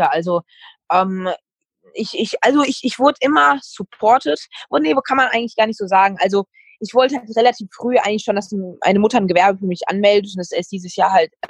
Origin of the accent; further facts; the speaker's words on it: Serbia; ich, ich, ich bin auch Serbe, also passt das.